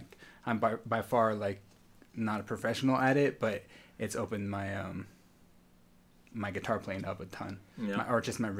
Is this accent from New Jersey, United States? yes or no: no; San Diego, California, United States; also born or lived in National City, California / Berkeley, California / Los Angeles, California; I was born in National City. And I've lived in San Diego most of my life, on and off other places